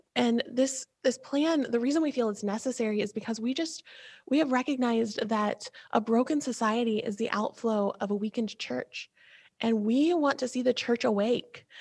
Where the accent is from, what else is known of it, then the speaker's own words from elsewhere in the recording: Ohio, United States; we're from Ohio where if I say OH, I know you just said IO